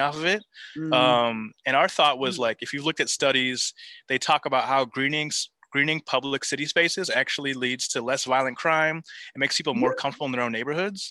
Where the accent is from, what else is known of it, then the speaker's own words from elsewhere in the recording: Santa Barbara and San Diego, Southern California, United States; also born or lived in suburbs of Chicago; now in Chicago, United States; I grew up in Santa Barbara and then San Diego. So all SoCal, right on the beach